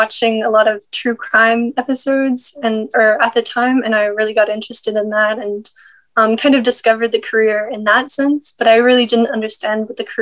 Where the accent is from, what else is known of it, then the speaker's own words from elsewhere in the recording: St. Petersburg, Florida, United States; also born or lived in Jupiter, Florida; I am from St. Petersburg, which is kind of near Tampa in Florida